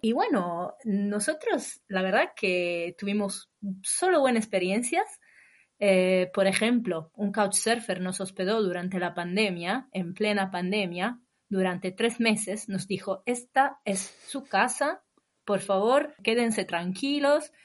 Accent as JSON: {"language": "Spanish", "town": "Imola", "region": "Emilia-Romagna", "country": "Italy", "also_born_or_lived": "London / Spain / Bologna", "second_language": "Spanish", "moved": "as an adult", "said": "Yo soy del norte de Italia, de un pueblo se llama Imola"}